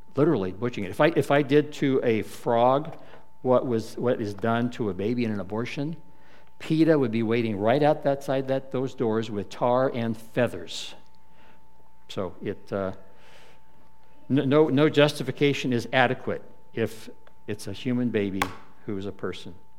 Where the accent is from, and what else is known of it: United States